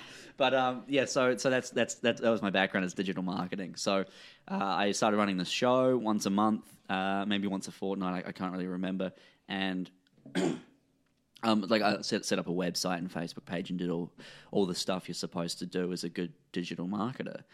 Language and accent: English; New Zealand; as a New Zealander